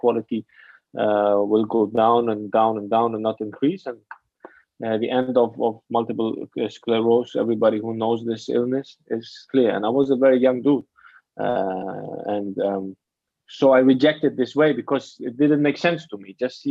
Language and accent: English; Afghanistan; also born or lived in Germany / Hamburg, Germany; now in Bali, Indonesia; I grew up in Afghanistan and then I moved to Germany.